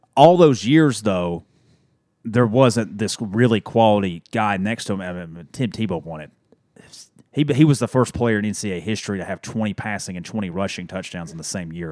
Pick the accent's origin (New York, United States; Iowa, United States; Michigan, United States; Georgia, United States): Georgia, United States; Dalton; a head coach at Dalton High School in my hometown